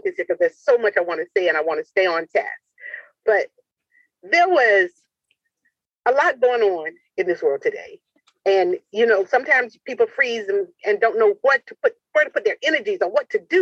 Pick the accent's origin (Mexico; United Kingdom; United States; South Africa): United States; Portsmouth, Virginia; I'm dedicating it to my hometown, Portsmouth, Virginia